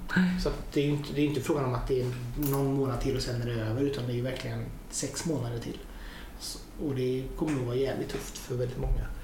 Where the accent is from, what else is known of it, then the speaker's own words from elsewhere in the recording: Hunnebostrand, Västra Götaland, Sweden; now in Gothenburg, Sweden; jag är ju från Hunnebostrand från början